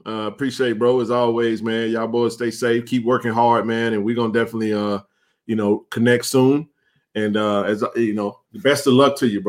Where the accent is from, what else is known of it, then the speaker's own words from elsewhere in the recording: Jackson, Mississippi, United States; Jackson is a special place. It's my hometown. One thing about it, man, you know, I always say we're blue collar, man. We rough around the edges